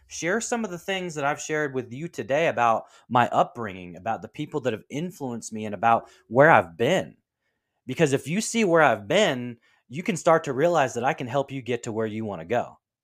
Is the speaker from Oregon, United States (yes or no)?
yes; Portland, Oregon, United States; my hometown team of the Trailblazers